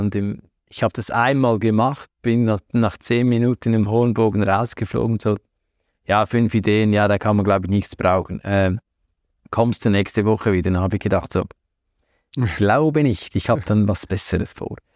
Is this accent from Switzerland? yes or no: yes; Central Switzerland, Switzerland; moved away as an adult; also born or lived in Salzburg, Austria / Hamburg, Germany; now in Zurich, Switzerland; Aufgewachsen und groß geworden in der Zentralschweiz, im Herzen der Schweiz.